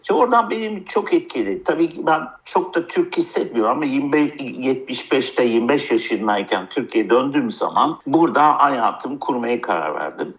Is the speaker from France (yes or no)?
yes; France; also born or lived in United States / United Kingdom; now in Turkey; Amerika'da doğdum, Fransa'da büyüdüm, İngiltere'de iktisat, anayasa, politika okudum.